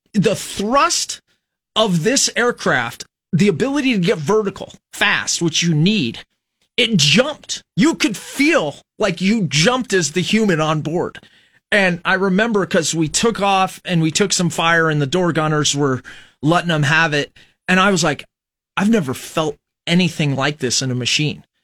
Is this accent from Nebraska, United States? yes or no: yes; Fremont, Nebraska, United States; We grew up in Fremont, Nebraska.